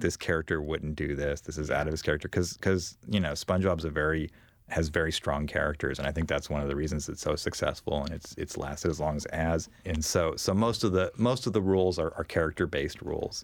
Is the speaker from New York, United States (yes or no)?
no; Bakersfield, California, United States; I grew up in Bakersfield